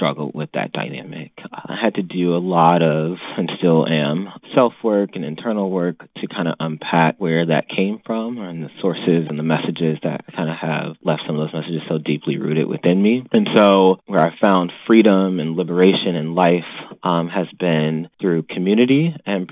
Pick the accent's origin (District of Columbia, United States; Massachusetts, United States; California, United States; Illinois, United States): Illinois, United States; Chicago; I was raised here in Chicago